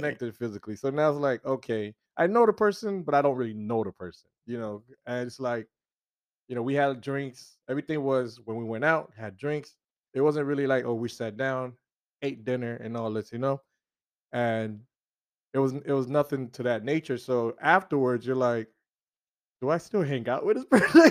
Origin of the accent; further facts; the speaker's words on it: South Florida, United States; I'm already from South Florida